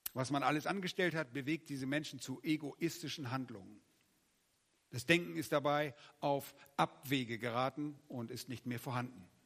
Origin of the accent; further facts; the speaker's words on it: Germany; als Deutsche